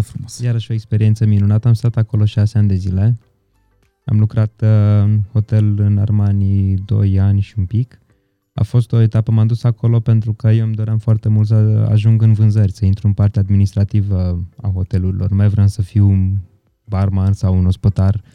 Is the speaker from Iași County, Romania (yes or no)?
no; Întorsura Buzăului, Covasna County, Romania; moved away; also born or lived in Brașov; Eu și Petru suntem de la întorsura Buzăului amândoi